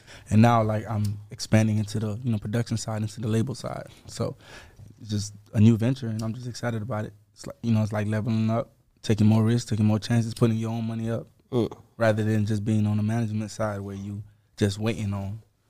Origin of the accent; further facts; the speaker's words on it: Orlando, Florida, United States; But he from Orlando, Florida. I'm from Orlando.